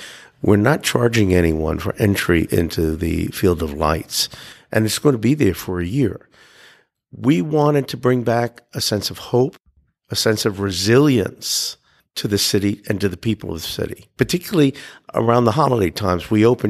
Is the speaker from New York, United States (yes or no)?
yes; New York City, New York, United States; And I was born in Brooklyn, and I am as well, and I'm proud of it.